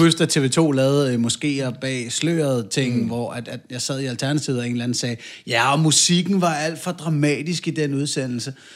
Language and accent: Danish; North Zealand, Capital Region of Denmark, Denmark; Nu er vi også tilbage i Nordsjælland, hvor jeg voksede op